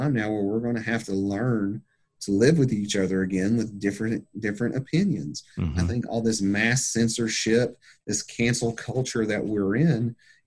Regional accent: United States; I'm a good old American mutt

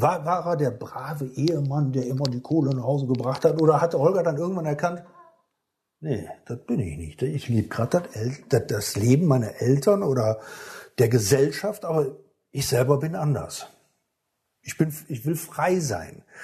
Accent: Rhineland, Germany; hier bei uns im Rheinland, da regnet es ja noch mal ein paar bisschen was öfters

